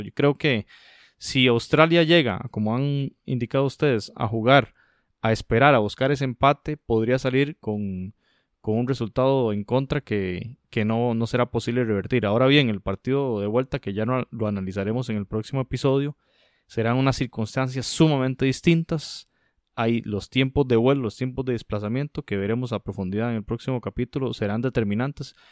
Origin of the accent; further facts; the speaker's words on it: Costa Rica; como costarricense lo digo